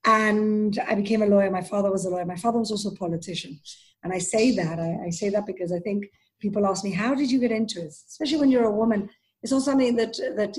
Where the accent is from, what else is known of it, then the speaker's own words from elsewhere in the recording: Gibraltar; moved away as an adult; also born or lived in Israel; now in Jerusalem, Israel; So Gibraltar is a wonderful little British protectorate in southern Spain. So I literally grew up in the Iberian Peninsula, even though I'm British